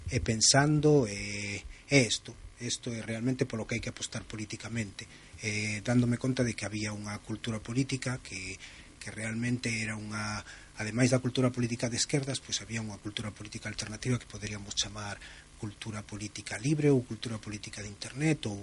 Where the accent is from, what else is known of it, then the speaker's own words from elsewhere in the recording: Barcelona, Catalonia, Spain; Eu son galego de Barcelona